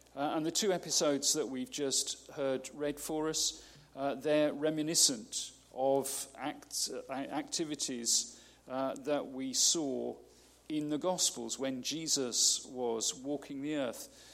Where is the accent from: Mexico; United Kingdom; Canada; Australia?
United Kingdom; we're so British